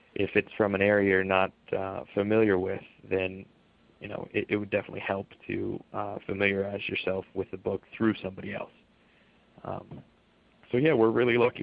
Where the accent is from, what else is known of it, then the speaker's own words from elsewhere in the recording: Palm Springs, California, United States; now in New York, United States; I'm originally from Palm Springs